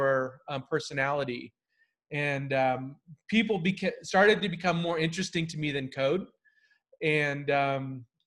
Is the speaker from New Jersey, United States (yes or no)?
no; Whittier, California, United States; I went to school in near LA, in a town called Whittier.